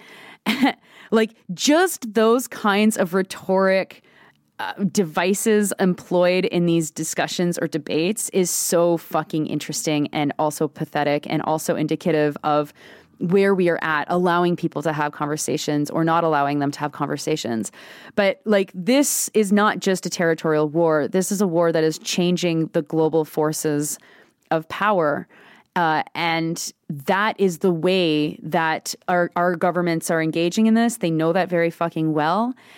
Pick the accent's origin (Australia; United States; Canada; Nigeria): Canada; as a Canadian